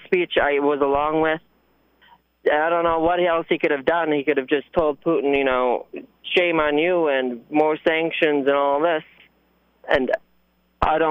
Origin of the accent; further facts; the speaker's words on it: United States; as an American